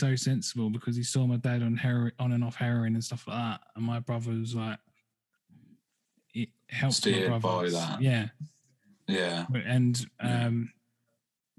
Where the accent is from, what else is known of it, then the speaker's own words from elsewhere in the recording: Southend-on-Sea, East of England, United Kingdom; moved away; I'm from Southend-on-Sea originally in Essex, and that's quite near London